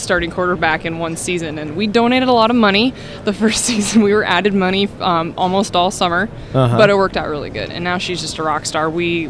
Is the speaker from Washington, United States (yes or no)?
yes; Spokane, Washington, United States; I'm from Spokane, Washington.